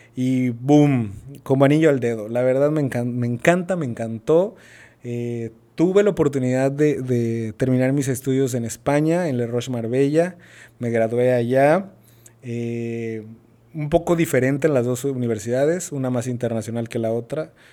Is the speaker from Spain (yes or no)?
no; Villahermosa, Tabasco, Mexico; moved away as an adult; also born or lived in San Andrés Cholula, Puebla; de Villahermosa, Tabasco, soy de Villahermosa